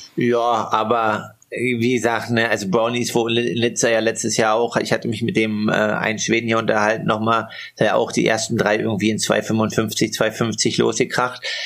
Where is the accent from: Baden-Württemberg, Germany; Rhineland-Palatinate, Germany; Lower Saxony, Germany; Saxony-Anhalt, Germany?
Saxony-Anhalt, Germany; Altmark; born or raised there; moved away